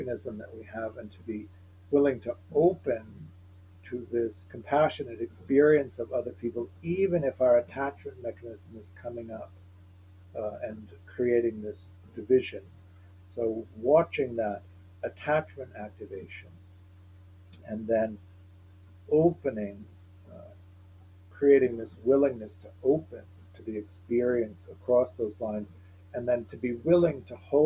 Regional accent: Evanston, Illinois, United States; I grew up in Evanston, Illinois, which is a small, which is a suburb outside of Chicago

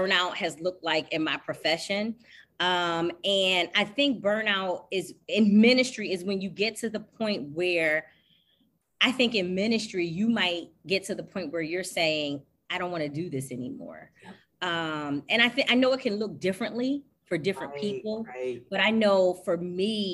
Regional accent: Philadelphia, Pennsylvania, United States; moved away as an adult; also born or lived in Jersey City, New Jersey; now in Wilmington, United States; We're originally from Philly

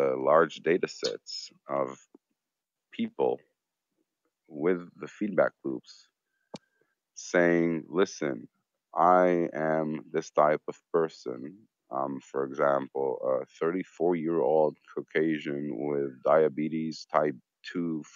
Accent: Israel; I'm from Israel.

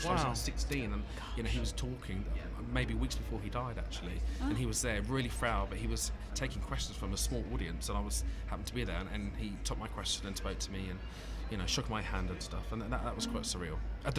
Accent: Birmingham, West Midlands, United Kingdom; now in London, United Kingdom; No, I suppose my accent just went over after being here for a while. But I do. My roots are from Birmingham

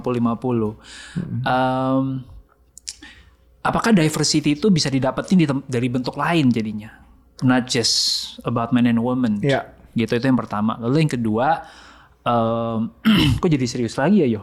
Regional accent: Sumatra, Indonesia; saya anak Sumatera, uh, keluarga Chinese

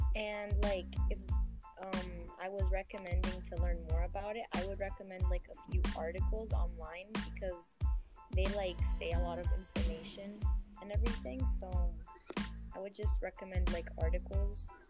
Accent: Venezuela; now in Saudi Arabia; I was born in Venezuela, but uh-huh. now I'm living in Saudi Arabia basically because the conditions in Venezuela are really bad right now

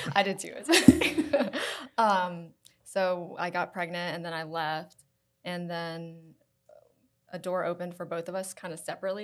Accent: Florence, South Carolina, United States; moved away as an adult; also born or lived in Columbia, South Carolina; From Florence, South Carolina

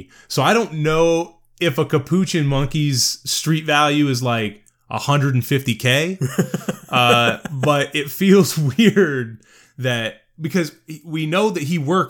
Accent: Pekin, Illinois, United States; And all I can think about when they say Jimbo is I grew up in Pekin, Illinois, and there was a restaurant called Jimbo's.

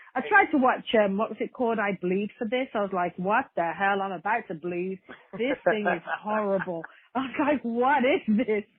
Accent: Birmingham, West Midlands, United Kingdom; my hometown in Birmingham, England

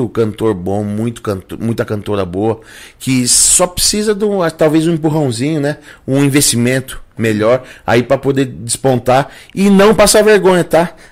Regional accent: Rio Claro, São Paulo, Brazil; minha cidade natal, que aonde eu nasci e me criei. Depois fui estudar no Rio de Janeiro, mas aqui eu fiquei a maior parte do, da minha vida, né?

